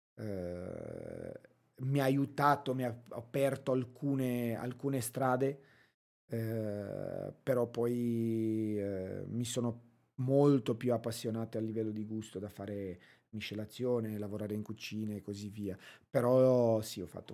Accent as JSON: {"language": "Italian", "country": "Romania", "tie": "born or raised there", "also_born_or_lived": "England", "second_language": "Italian", "moved": "yes", "lives_now": "Brescia, Italy", "said": "Sono nato, e cresciuto in Romania, poi eh, trasferito in Inghilterra"}